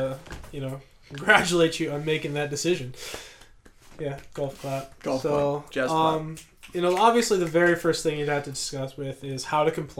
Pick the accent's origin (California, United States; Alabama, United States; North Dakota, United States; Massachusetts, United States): North Dakota, United States; North Dakota, where I'm from